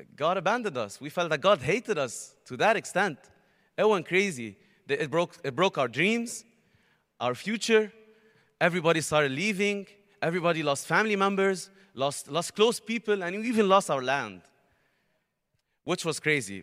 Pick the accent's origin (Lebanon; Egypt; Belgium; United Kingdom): Lebanon; Beirut, Beirut Governorate; I'm from Lebanon, Beirut, Lebanon